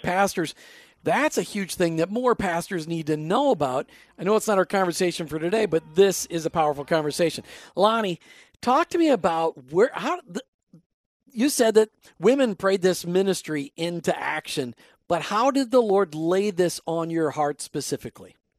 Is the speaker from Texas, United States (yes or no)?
no; Minnesota, United States; accent: Minnesota; my Minnesota accent coming out there